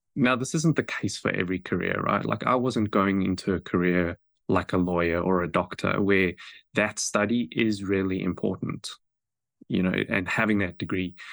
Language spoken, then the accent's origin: English; South Africa; moved away as an adult; now in New Zealand; I grew up in South Africa